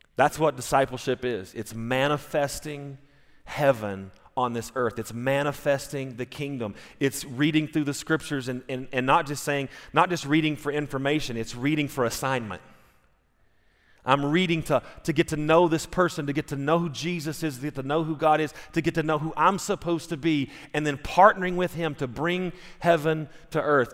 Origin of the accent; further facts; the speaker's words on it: United States; I'm an American